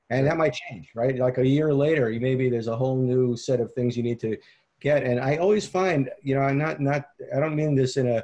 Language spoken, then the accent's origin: English; Long Island, New York, United States; I grew up in New York. I grew up on Long Island